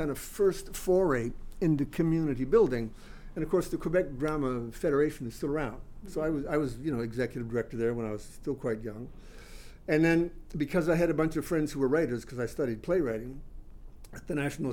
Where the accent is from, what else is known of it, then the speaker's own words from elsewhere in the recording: Australia; moved away as an adult; also born or lived in Canada; now in Montreal, Canada; I grew up in Australia, actually. I mean, I was born in Canada, but my family moved there when I started high school